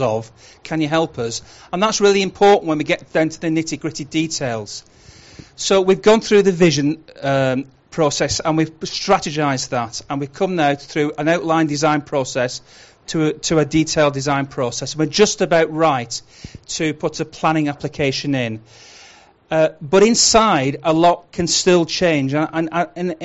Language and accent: English; Huddersfield, Yorkshire and the Humber, United Kingdom; I'm from Huddersfield